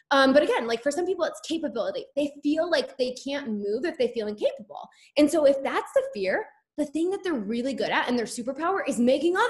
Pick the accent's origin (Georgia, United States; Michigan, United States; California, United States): Michigan, United States; Rochester; I'm from Rochester, but went to Avondale.